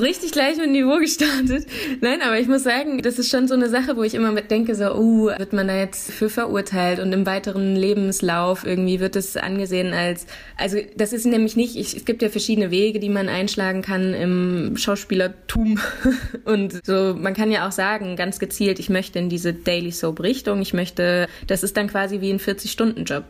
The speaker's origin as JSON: {"language": "German", "town": "Dreieich", "region": "Hesse", "country": "Germany", "tie": "born or raised there", "also_born_or_lived": "Frankfurt / Neu-Isenburg / Nierstein", "moved": "as an adult", "lives_now": "Berlin, Germany", "said": "Und da war ich dann auch in der Schule und habe mein Abitur gemacht"}